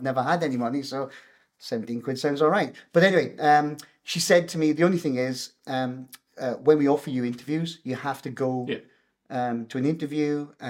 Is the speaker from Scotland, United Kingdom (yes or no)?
yes; Scotland, United Kingdom; So I'm very Scottish. I mean, I consider myself Scottish.